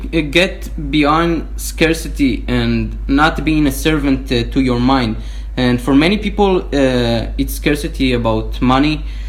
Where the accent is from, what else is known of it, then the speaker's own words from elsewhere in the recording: Israel; English is a second language; now in United States; I came from Israel.